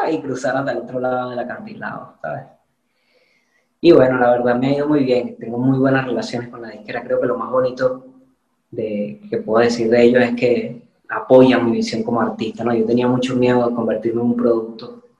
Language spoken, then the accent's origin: Spanish; Venezuela; accent: Venezuelan, picking up Spanish (Spain) accent; now in Spain; yo soy venezolano. Cuando yo estoy en Venezuela o estoy fuera de aquí, o sea, imposible que me confundan